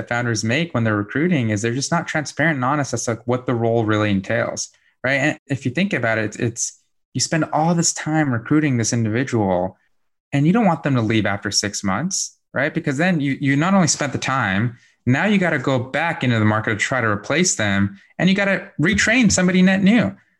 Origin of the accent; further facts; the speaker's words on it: Bosnia & Herzegovina; also born or lived in Germany; now in United States; So I'm originally from Bosnia, from Europe. So I immigrated to the States back in 1997.